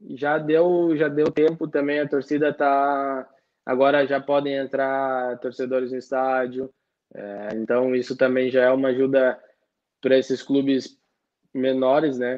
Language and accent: Portuguese; Porto Alegre, Rio Grande do Sul, Brazil; moved away as an adult; now in Italy; Eu sou de Porto Alegre